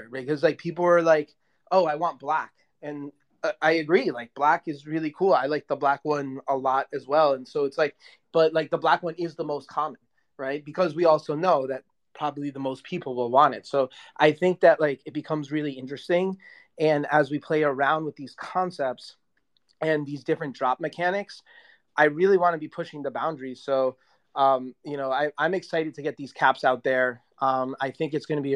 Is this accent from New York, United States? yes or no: yes; New York City, New York, United States; moved away; New York is my hometown.